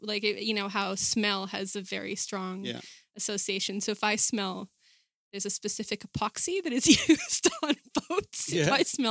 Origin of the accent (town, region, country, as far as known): Israel; born or raised there; moved away as an adult; also born or lived in Ottawa, Canada; now in Australia